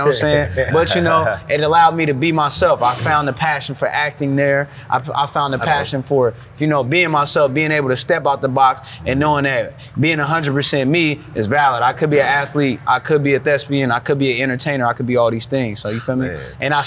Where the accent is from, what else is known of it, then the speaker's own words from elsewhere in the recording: San Francisco, California, United States; also born or lived in Hunters Point, San Francisco / New Orleans / Santa Rosa / Moraga; Born and raised, Fillmore, San Francisco, California. Hey. Moved to Hunters Point when I was 11